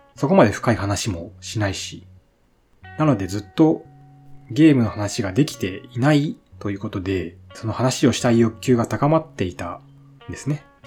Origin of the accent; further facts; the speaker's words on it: Shimane, Japan; 生まれも育ちも島根県です。